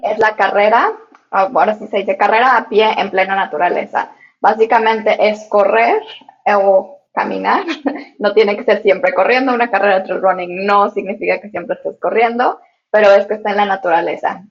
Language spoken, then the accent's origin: Spanish; Mexico; now in Hong Kong; Yo soy de México